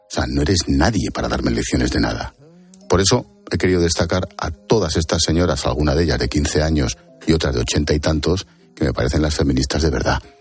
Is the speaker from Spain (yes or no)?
yes; Spain; Como somos españoles y asociamos conceptos